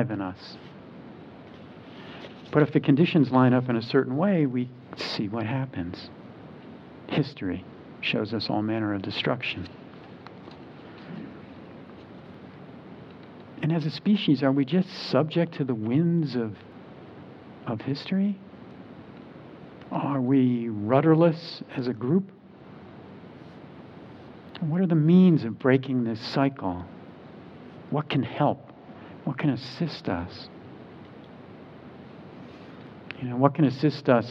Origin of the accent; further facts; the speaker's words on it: New Jersey, United States; now in Charlottesville, United States; I grew up in New Jersey